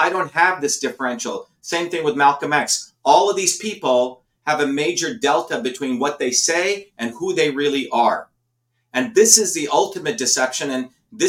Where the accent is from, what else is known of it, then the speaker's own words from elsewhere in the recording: India; now in United States; I grew up in India where we were the lowest of the lowest caste